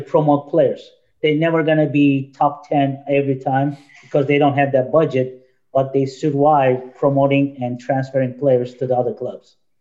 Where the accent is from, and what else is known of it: Turkey; born or raised there; now in United States